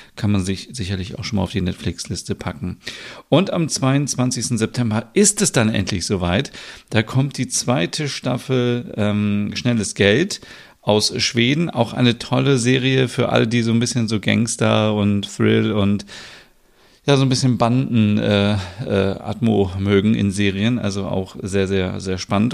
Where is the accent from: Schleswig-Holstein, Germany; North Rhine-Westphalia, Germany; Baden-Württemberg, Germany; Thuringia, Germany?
Schleswig-Holstein, Germany; Bad Bramstedt; also born or lived in Kaltenkirchen, Germany; ich bin ja in Schleswig-Holstein geboren. Also ich bin hier in Kaltenkirchen geboren, in der Nähe von Hamburg. Und ich bin in der Stadt Bad Bramstedt aufgewachsen.